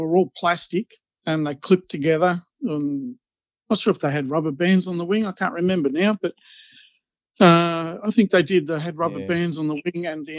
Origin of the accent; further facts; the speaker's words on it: Australia; now in Gippsland, Australia; I grew up in Alstonwick. Mum and Dad had a little terrace house in Alstonwick